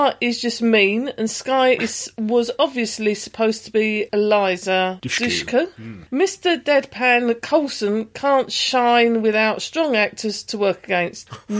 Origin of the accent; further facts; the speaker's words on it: United Kingdom; We're British.